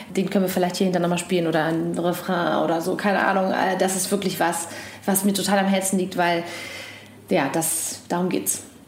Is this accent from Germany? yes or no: yes; East Germany, Germany; Ich bin ja auch noch im Osten groß geworden oder hab, bin da geboren auf jeden Fall